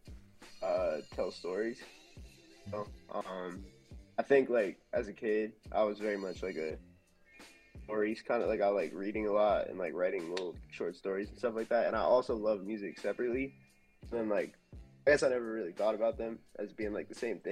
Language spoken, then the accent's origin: English; New York, United States; also born or lived in Philadelphia; I'm from New York originally